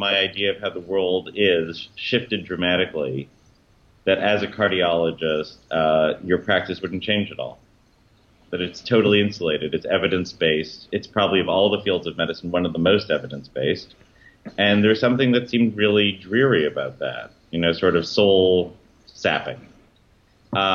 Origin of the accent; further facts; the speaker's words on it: Toronto, Ontario, Canada; growing up in Toronto, it was still very Anglo-Canadian then